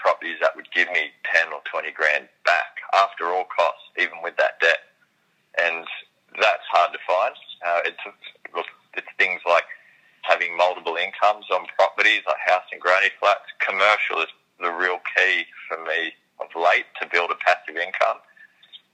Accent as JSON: {"language": "English", "town": "Sydney", "region": "New South Wales", "country": "Australia", "tie": "born or raised there", "said": "I grew up in Sydney"}